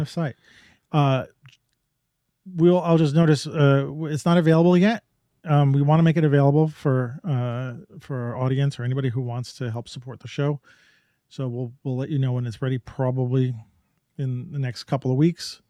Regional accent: New York, United States; I grew up in New York

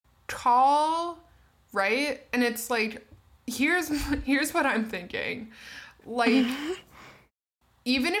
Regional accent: Canada; We are Canadian.

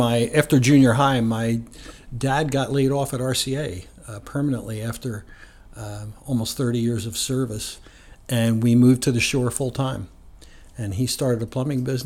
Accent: New Jersey, United States; also born or lived in Southern Ocean County, New Jersey / Portland, Oregon; I grew up initially right across, and was born right across the river from Philadelphia.

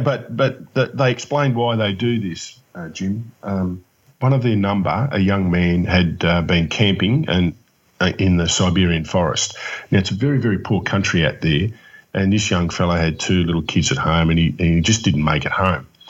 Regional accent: Melbourne, Victoria, Australia; yes, I am from Melbourne.

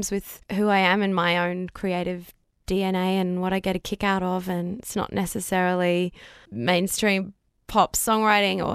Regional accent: Brisbane, Queensland, Australia; growing up in Brisbane

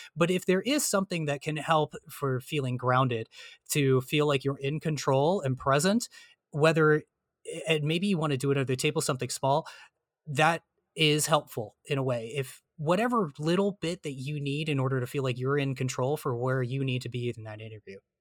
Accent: New Jersey, United States; I'm from New Jersey

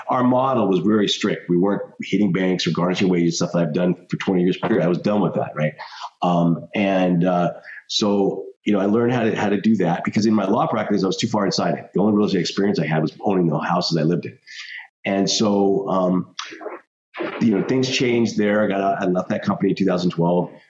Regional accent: Denver, Colorado, United States; I grew up in Denver, Colorado.

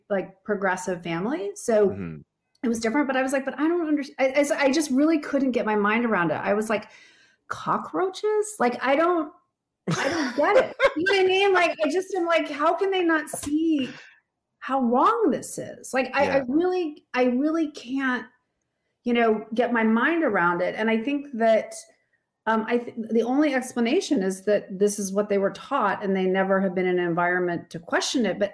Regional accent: Alaska, United States; I grew up in Alaska, which is, you know, it is very white

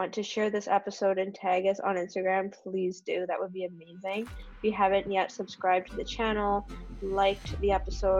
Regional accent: Canada; I'm from Canada

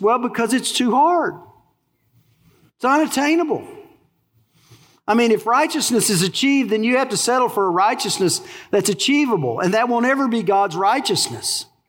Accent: Texas, United States; accent: twang; but I was born in Texas. You know what they call our dialect? A twang

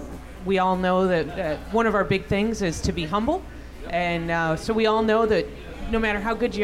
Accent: Chicago, Illinois, United States; I'm from Chicago.

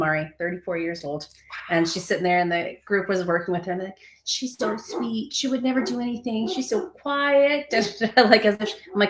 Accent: Massachusetts, United States; I grew up in Western Mass.

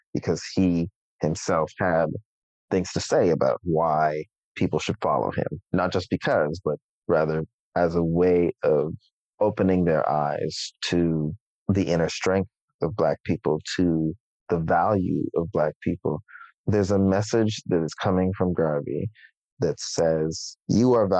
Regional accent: Toronto, Ontario, Canada; in my hometown

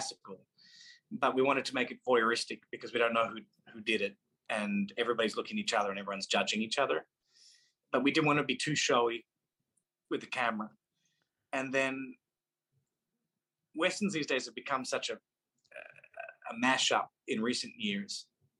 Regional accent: Melbourne, Victoria, Australia; That's where I grew up in Box Hill.

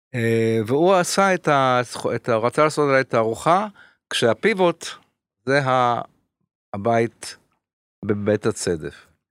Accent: Paris, Île-de-France, France; now in Israel; בפריז, איפה שנולדתי

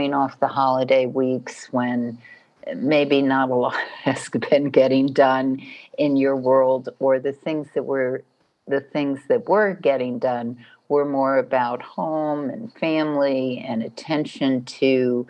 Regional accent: New York, United States; I'm from New York

